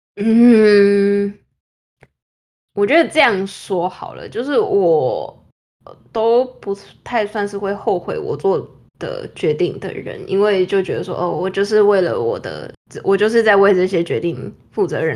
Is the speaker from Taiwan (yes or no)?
yes; Taiwan; moved away as an adult; now in New York, United States; 我们台湾那边